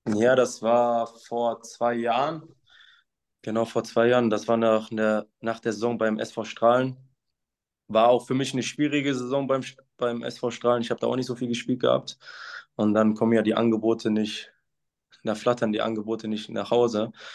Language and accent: German; Essen, North Rhine-Westphalia, Germany; moved away as an adult; now in Münster, Germany; ich bin in Essen geboren, das ist meine Heimatstadt